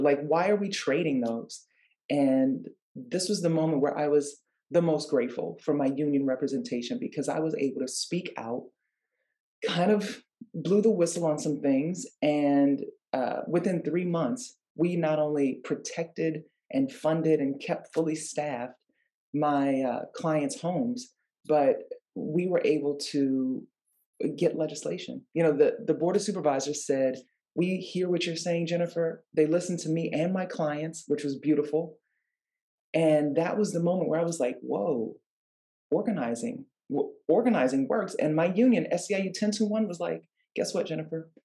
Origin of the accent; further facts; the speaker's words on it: New Orleans, Louisiana, United States; moved away as an adult; now in California, United States; I grew up in New Orleans, Louisiana